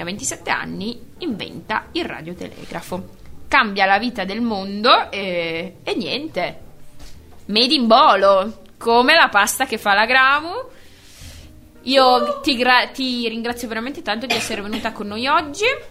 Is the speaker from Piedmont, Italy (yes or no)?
no; Bologna, Emilia-Romagna, Italy; della nostra città di bolognesità